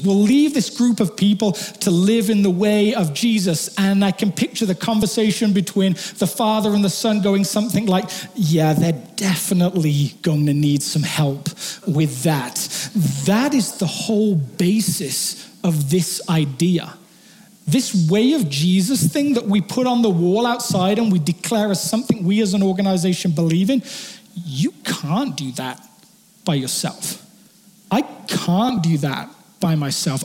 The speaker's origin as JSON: {"language": "English", "region": "England", "country": "United Kingdom", "moved": "yes", "said": "I'm not British, I'm English"}